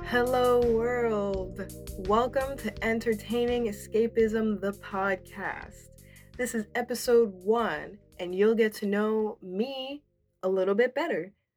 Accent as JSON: {"language": "English", "region": "New Jersey", "country": "United States", "tie": "born or raised there", "also_born_or_lived": "New York / Dominican Republic (ancestry)", "said": "I grew up in a predominantly white suburban area in New Jersey"}